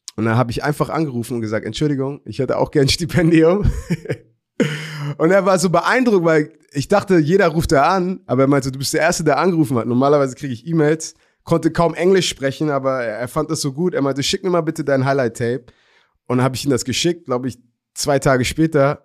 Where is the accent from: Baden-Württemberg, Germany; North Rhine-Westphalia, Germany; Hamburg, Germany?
Hamburg, Germany; born or raised there